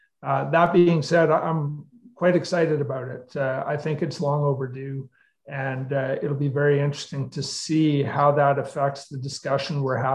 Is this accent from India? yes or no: no; Mackenzie, British Columbia, Canada; I grew up in Mackenzie